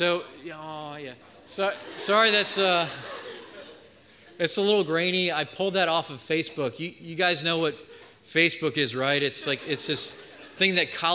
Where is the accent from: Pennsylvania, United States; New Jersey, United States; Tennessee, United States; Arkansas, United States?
Pennsylvania, United States; Philadelphia; moved away as an adult; also born or lived in Georgia / St. Louis; I was born and raised in Philadelphia in the Germantown area, so not too far away from here